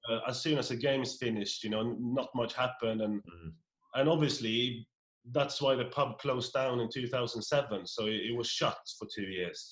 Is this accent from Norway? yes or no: yes; Norway; moved away; I'm from Norway, a, a, tiny little hamlet of 56 people